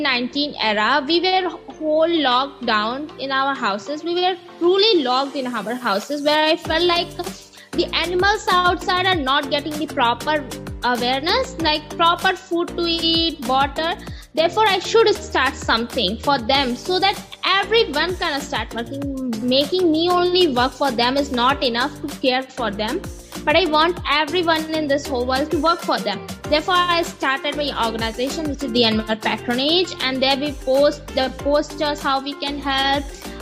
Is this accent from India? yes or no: yes; Uttar Pradesh, India; I'm 17 years old, a high school sophomore from India, basically based in Uttar Pradesh state